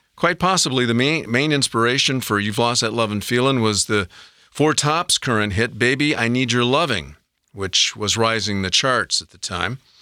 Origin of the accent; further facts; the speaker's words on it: Kalamazoo, Michigan, United States; Kalamazoo, Michigan, my hometown.